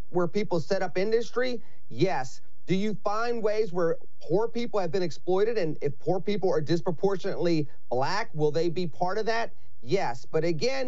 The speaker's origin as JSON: {"language": "English", "town": "Pittsburgh", "region": "Pennsylvania", "country": "United States", "tie": "born or raised there", "said": "my hometown of Pittsburgh, Pennsylvania"}